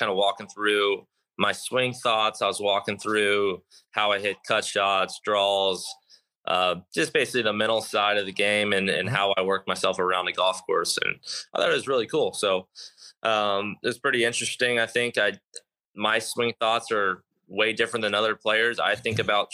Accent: Texas, United States; I grew up on it in Texas. I grew up with water all over the golf course in Texas.

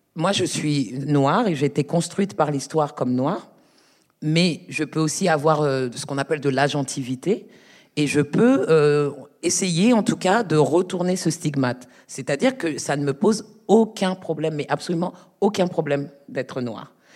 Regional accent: Paris, Île-de-France, France; je suis de Paris, je suis née à Paris.

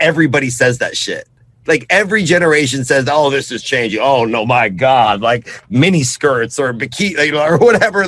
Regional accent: Austin, Texas, United States; I was born in Austin and born in Texas

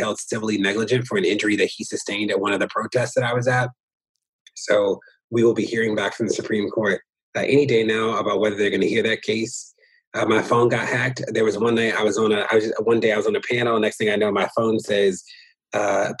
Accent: Baltimore, Maryland, United States; also born or lived in Minneapolis / New York; I'm from Baltimore and still am a resident of Baltimore

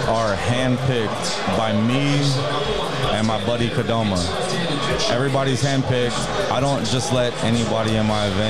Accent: Austin, Texas, United States; moved away as an adult; now in Houston, United States; I grew up in Austin, Texas.

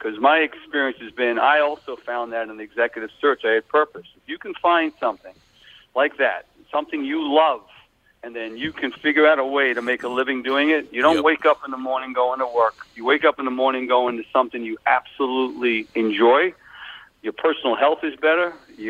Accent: Long Island, New York, United States; accent: Long Island; now in Washington Crossing, United States; Yeah, so, yeah, we like it here, but I can't get rid of my Long Island accent, they tell me, even after 25 years.

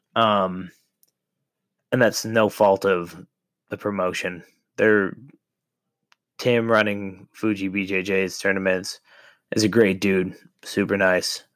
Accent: Ohio, United States; moved away; I'm originally from Ohio

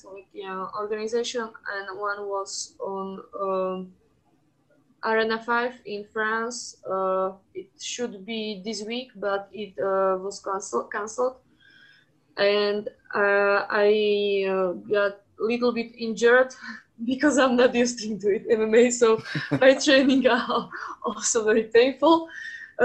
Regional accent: Slovakia; I'm from Slovakia

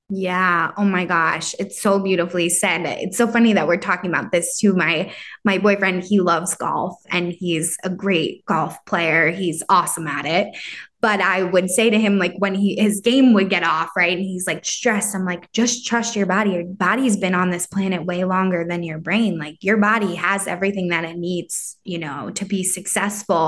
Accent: New York area, Northeast, United States; growing up in this area

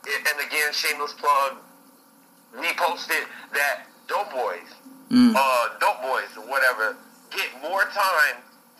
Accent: Texas, United States; we grew up in Texas

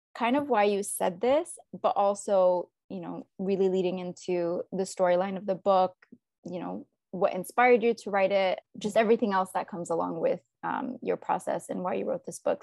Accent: United States; we're American

